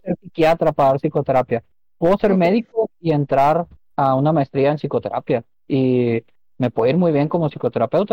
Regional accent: Monterrey, Nuevo León, Mexico; nacido y criado aquí en Monterrey

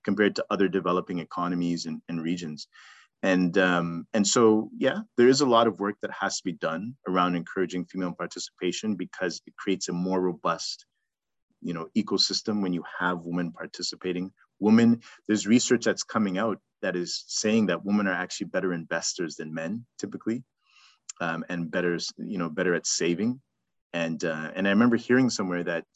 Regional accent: Zimbabwe; now in Toronto, Canada; I'm from Zim

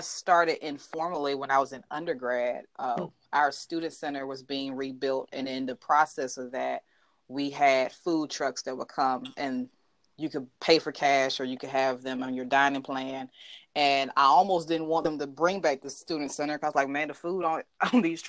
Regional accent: Birmingham, Alabama, United States; accent: Southern; I am proudly from Birmingham, Alabama. So I'm from the 205

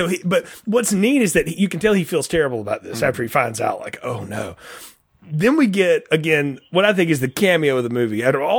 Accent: Talladega, Alabama, United States; growing up around Talladega culture

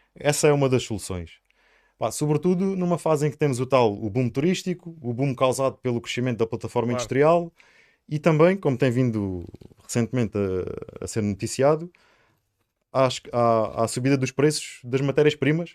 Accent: Sines, Alentejo, Portugal; also born or lived in Lisbon; Eu nasci em Lisboa e no segundo dia de vida fui para Sines

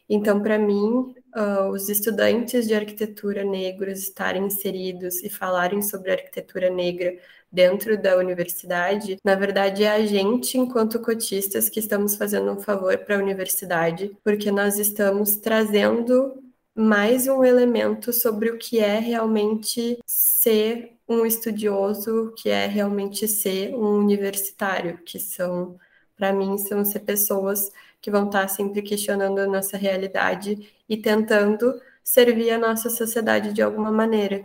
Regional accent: Porto Alegre, Rio Grande do Sul, Brazil; sou de Porto Alegre, estudo na URGS

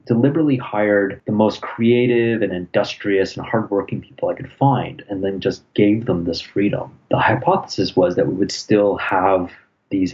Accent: Toronto, Ontario, Canada; also born or lived in England; now in Ottawa, Canada; I was born in England, but I grew up in Toronto pretty much.

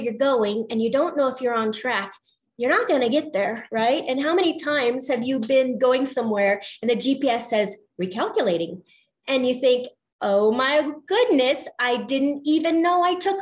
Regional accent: Colorado, United States; I'm from Colorado

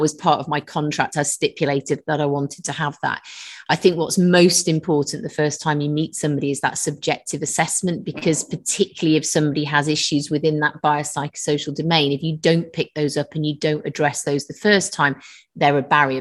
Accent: London, United Kingdom; also born or lived in Manchester / Nottingham; now in Liverpool, United Kingdom; I was born in London originally.

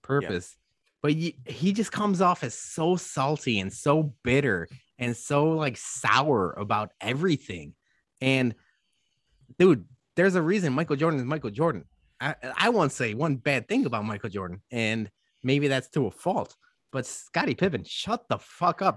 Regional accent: Guadalajara, Jalisco, Mexico; now in Chicago, United States; Guadalajara, Jalisco, Mexico. My hometown

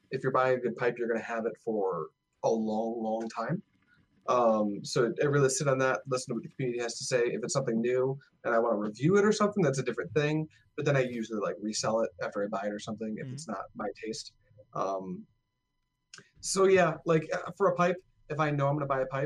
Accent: Detroit, Michigan, United States; I'm from Detroit

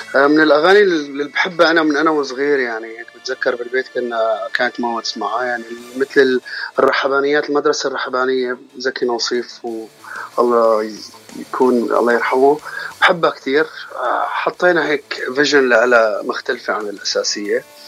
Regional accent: Aleppo, Aleppo Governorate, Syria; moved away as an adult; now in United States; انا من حلب عمري 32 سنه

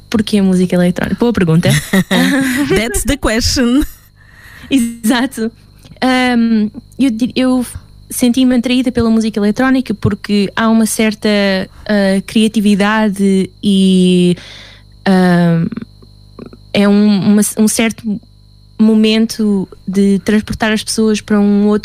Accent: Luxembourg; first language Portuguese; moved away as an adult; also born or lived in Portugal; now in England; Sim, mas estou no Luxemburgo, estava no Luxemburgo durante 12 anos, portanto fui para Luxemburgo quando tinha 8 anos. Fiz a minha escola toda no Luxemburgo.

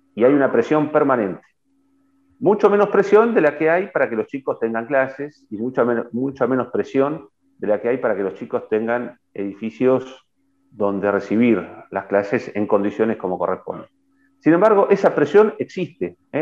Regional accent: Argentina; como argentinos

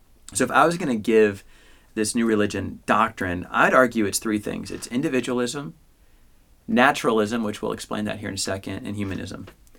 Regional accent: Midwest, United States; I grew up in the Midwest, so I'm stuck with that one.

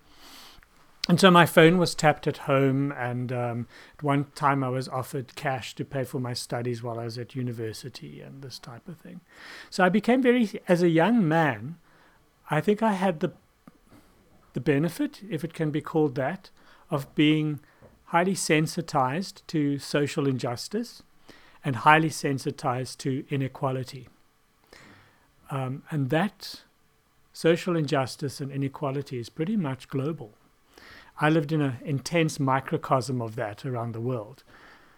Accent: South Africa; moved away as an adult; now in Germany; I grew up in South Africa

